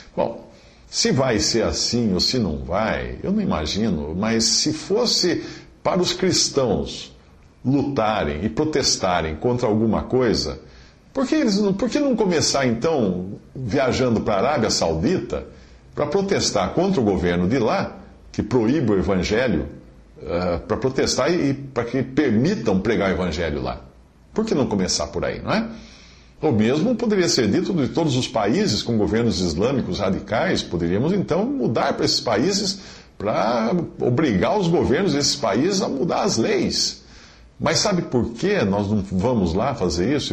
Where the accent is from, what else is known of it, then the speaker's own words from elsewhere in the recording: Brazil; eu sou brasileiro na minha nacionalidade, porque eu nasci no Brasil